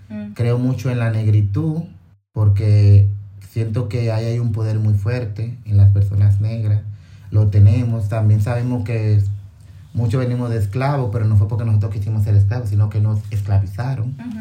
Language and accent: Spanish; Dominican Republic; todos somos negros, todos somos dominicanos